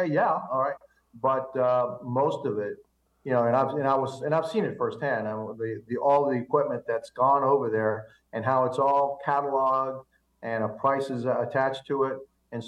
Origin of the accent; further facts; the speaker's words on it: Cuba; now in United States; Remember, I came from Cuba, and the Russian government helped keep my people, still is helping keep the Cuban people under the yoke of communism.